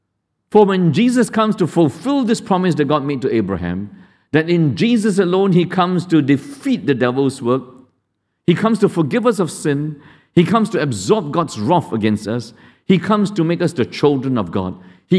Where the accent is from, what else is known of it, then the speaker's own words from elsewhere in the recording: Malaysia; I'm Indian. But I grew up among Indians and Malays in Malaysia more than you.